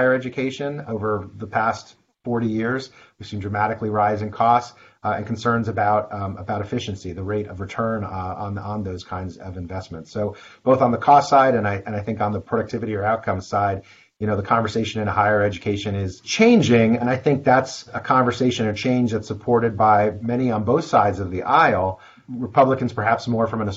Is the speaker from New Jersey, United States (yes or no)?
yes; New Jersey, United States; my home state of New Jersey